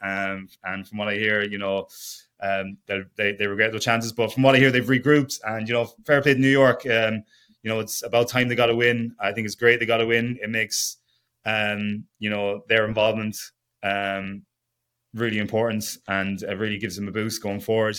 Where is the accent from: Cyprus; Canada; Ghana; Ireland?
Ireland; Leitrim, Connacht; born or raised there; moved away as an adult; also born or lived in Perth, Australia / United Kingdom; now in Chicago, United States